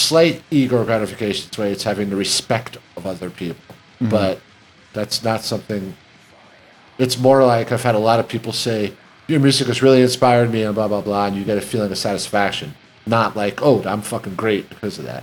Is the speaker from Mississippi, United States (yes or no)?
no; New York City, New York, United States; we grew up in Queens.